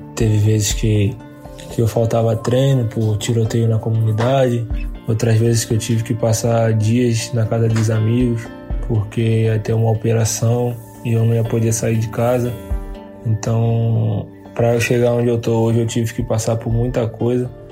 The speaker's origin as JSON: {"language": "Portuguese", "region": "Rio de Janeiro", "country": "Brazil", "said": "o Jacarezinho, de onde eu vim"}